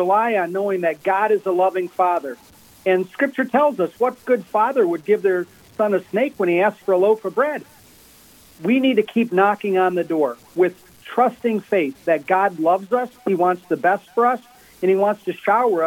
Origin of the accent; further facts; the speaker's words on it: Midwest, United States; moved away; I'm from the Midwest originally